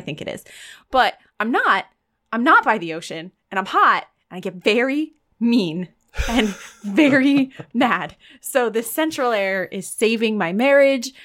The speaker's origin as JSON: {"language": "English", "country": "United States", "said": "I'm an American"}